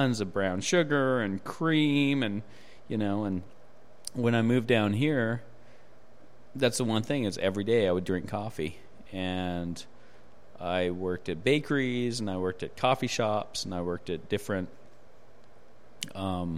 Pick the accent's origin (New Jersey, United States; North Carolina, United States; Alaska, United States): Alaska, United States; Juneau; moved away; I'm from Alaska originally